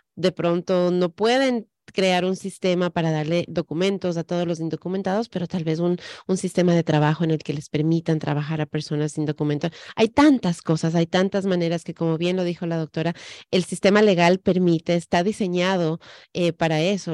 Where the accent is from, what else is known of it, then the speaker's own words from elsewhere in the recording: Ecuador; now in United States; en el Ecuador, de donde yo soy